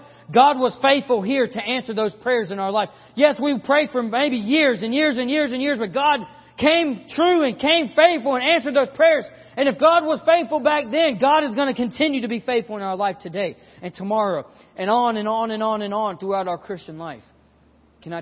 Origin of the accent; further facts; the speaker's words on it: South Carolina, United States; We're from South Carolina